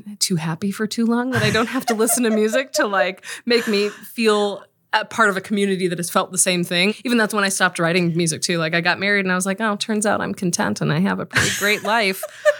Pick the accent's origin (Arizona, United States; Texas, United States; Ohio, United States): Texas, United States; We're from Texas.